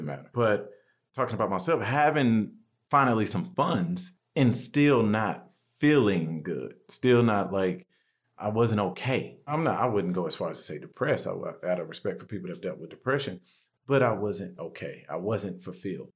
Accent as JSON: {"language": "English", "town": "Houston", "region": "Texas", "country": "United States", "tie": "born or raised there", "also_born_or_lived": "Seattle / Orange County", "moved": "yes", "lives_now": "Austin, United States", "said": "I'm from Houston originally. I've been in Austin now since 2007, 2008."}